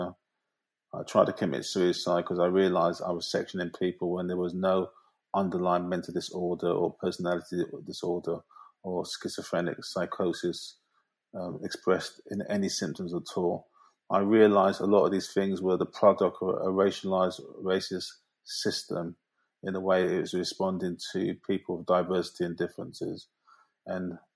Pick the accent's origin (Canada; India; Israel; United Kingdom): United Kingdom; London; I grew up in South London, Peckham, which is a hugely complex, multiracial, diverse area